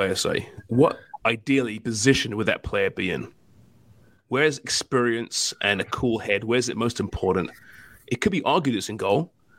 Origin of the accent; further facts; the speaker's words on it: England, United Kingdom; now in Canada; growing up in England